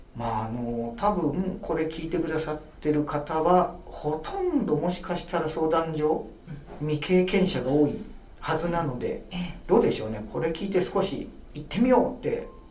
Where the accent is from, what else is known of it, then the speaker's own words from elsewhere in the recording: Yokohama, Kanagawa, Japan; 私があの横浜生まれの横浜育ちで